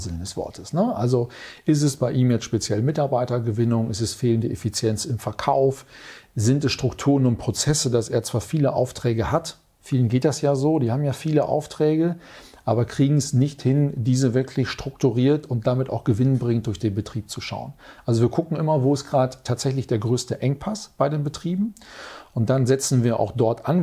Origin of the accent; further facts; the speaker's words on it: Münster, North Rhine-Westphalia, Germany; in Münster, meiner Heimatstadt